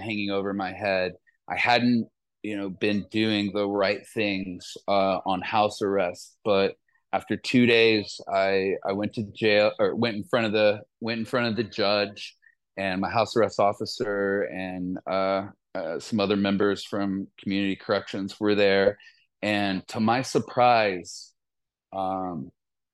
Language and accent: English; Columbus, Ohio, United States; born or raised there